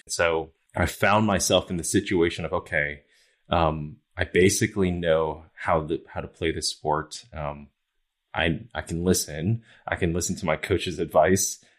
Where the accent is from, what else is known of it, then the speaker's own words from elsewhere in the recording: New York, United States; moved away; I grew up in New York